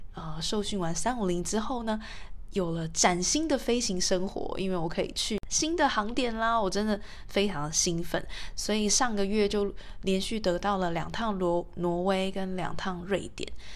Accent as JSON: {"language": "Chinese", "country": "Taiwan", "said": "我是台湾人"}